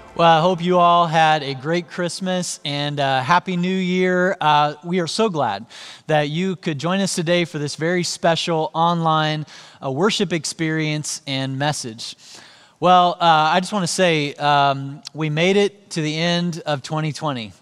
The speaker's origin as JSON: {"language": "English", "town": "Joplin", "region": "Missouri", "country": "United States", "tie": "born or raised there", "said": "Joplin, Missouri, which is where I grew up."}